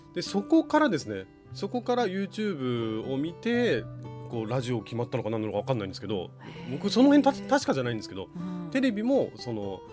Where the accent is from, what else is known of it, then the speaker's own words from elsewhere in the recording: Gotemba, Shizuoka, Japan; moved away; 真っ暗で動物の声がギャンギャンギャンギャンって聞こえる中で生まれ育った